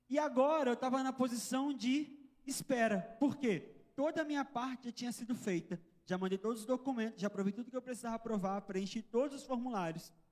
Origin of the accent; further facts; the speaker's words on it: Rio de Janeiro, Brazil; Eu sou carioca. Minha família é toda do Rio de Janeiro.